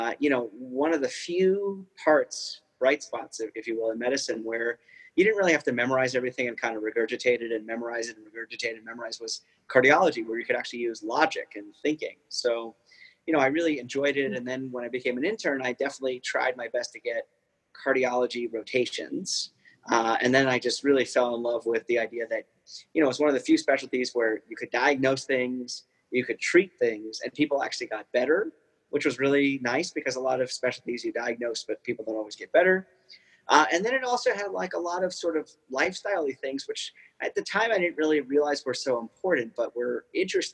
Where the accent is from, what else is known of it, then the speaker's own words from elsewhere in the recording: East Coast, United States; moved away; growing up on the East Coast